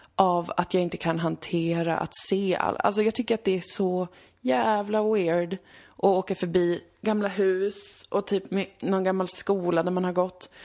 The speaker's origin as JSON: {"language": "Swedish", "town": "Umeå", "region": "Västerbotten County", "country": "Sweden", "tie": "born or raised there", "moved": "yes"}